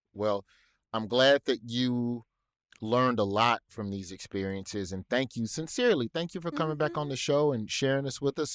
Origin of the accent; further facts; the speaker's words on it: Alabama, United States; my home state of Alabama